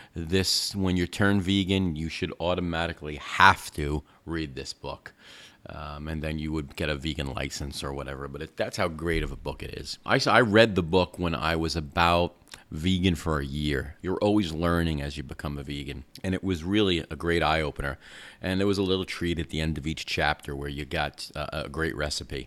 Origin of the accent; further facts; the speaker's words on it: New York, United States; moved away; I grew up in New York